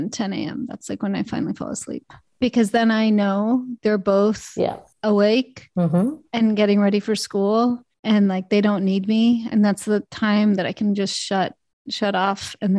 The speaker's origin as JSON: {"language": "English", "country": "Canada", "tie": "born there", "said": "I was born in Canada, so that's off the table."}